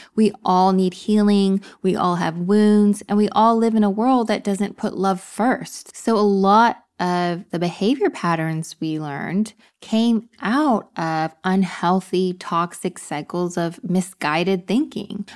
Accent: Texas, United States; also born or lived in upstate New York; now in New York, United States; I'm from Texas.

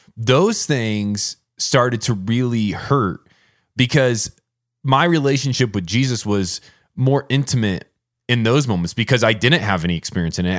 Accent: Warsaw, Indiana, United States; moved away as an adult; growing up in Indiana

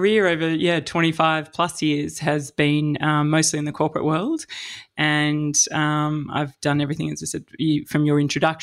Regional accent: Melbourne, Victoria, Australia; moved away; also born or lived in Sydney / London / Texas / Alice Springs; I'm from Melbourne originally

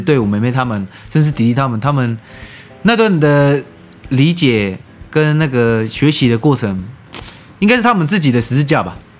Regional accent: Taiwan; 我是台湾人

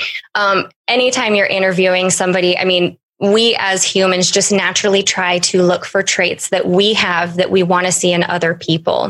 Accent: Wyoming, United States; moved away; originally from Wyoming, a large town in Wyoming.

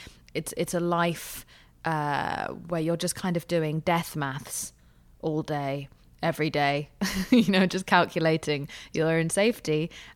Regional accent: England, United Kingdom; also born or lived in Spain / Pakistan; I grew up in England. I temporarily moved to Spain when we ran out of money, and then when we ran out of even more money, we moved to Paki

